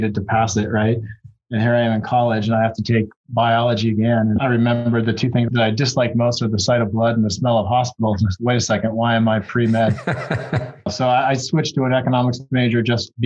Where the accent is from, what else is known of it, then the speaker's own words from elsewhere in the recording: Pittsford, New York, United States; I grew up outside of Rochester, New York, in a small town, Pittsford, New York